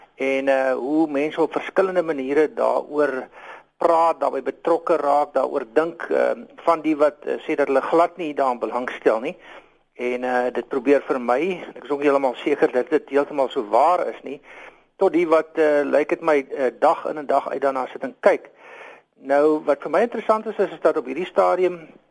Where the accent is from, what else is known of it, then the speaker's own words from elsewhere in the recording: South Africa; ons almal as Suid-Afrikaners